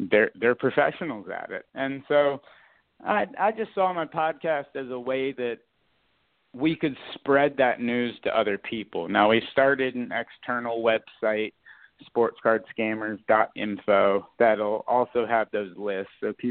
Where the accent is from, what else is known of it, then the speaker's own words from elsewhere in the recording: Florida, United States; I grew up in South Florida